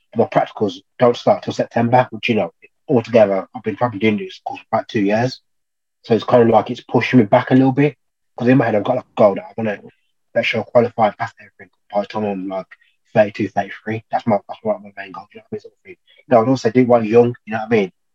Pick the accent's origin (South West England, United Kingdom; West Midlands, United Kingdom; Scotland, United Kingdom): West Midlands, United Kingdom; Birmingham; now in Loughborough, United Kingdom; I'm originally from Birmingham, Cow accent.